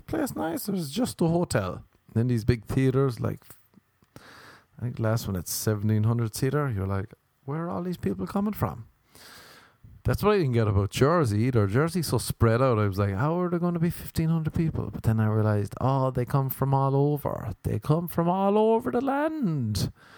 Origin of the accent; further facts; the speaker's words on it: Ireland; accent: Irish; moved away; I'm Irish. I have an Irish passport